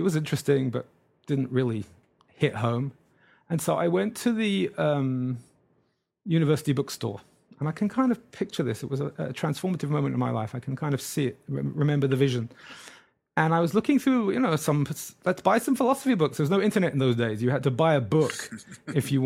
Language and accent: English; England, United Kingdom; moved away as an adult; now in Brooklyn, New York, United States; I grew up in England